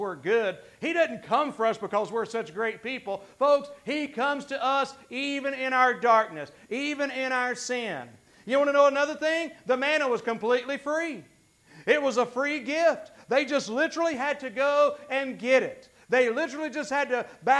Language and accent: English; Gastonia, North Carolina, United States; I was raised mostly in South Gastonia, which is another whole story of a not very great part of town